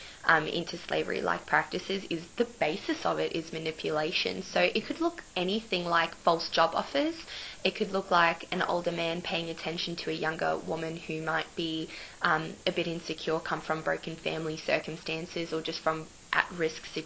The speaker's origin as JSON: {"language": "English", "town": "Cairns", "region": "Queensland", "country": "Australia", "moved": "as an adult", "lives_now": "Sydney, Australia", "said": "I'm originally from Cairns in Queensland"}